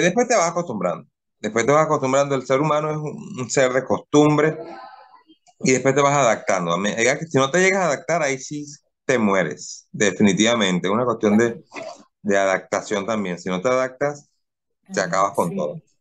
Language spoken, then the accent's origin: Spanish; Cumaná, Sucre, Venezuela; moved away as an adult; now in Guayaquil, Ecuador; me voy a, a mi pueblo, a Cumaná